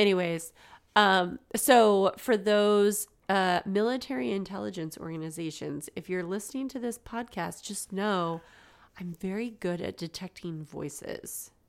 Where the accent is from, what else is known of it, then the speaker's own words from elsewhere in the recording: United States; we're American, but we speak English